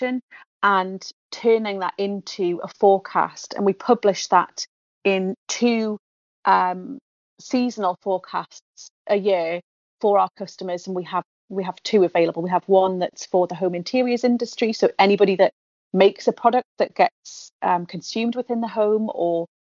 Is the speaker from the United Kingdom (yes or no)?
yes; the Northeast, North East England, United Kingdom; I'm from the Northeast. I went and worked elsewhere in the world and came back to the Northeast